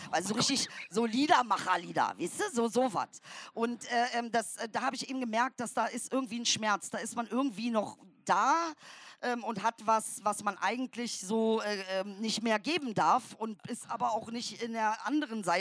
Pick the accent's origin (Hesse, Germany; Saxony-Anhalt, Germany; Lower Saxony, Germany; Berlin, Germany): Saxony-Anhalt, Germany; komme ja aus dem Osten, aus Sachsen-Anhalt.